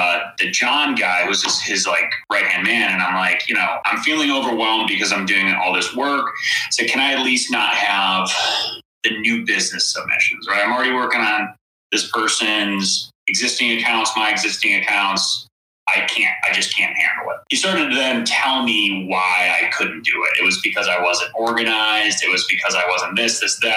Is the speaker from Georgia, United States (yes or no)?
no; Chicago, Illinois, United States; moved away; also born or lived in California; I'm originally from Chicago